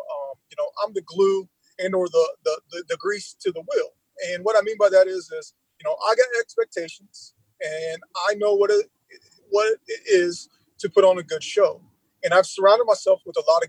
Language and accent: English; Lima, Ohio, United States; the Lima area, my hometown